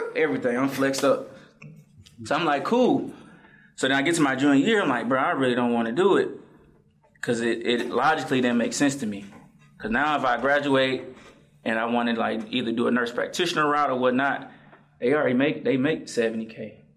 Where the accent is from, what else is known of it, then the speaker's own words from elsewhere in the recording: Atlanta, Georgia, United States; also born or lived in Morrow, Georgia / Riverdale, Georgia; I'm from Atlanta, Derby Road. I'm at the borderline